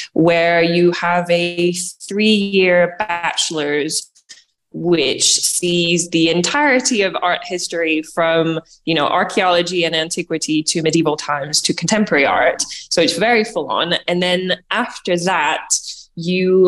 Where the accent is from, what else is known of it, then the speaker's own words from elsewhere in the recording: Paris, Île-de-France, France; moved away as an adult; now in United Kingdom; I am half French, half American, and I grew up in Paris.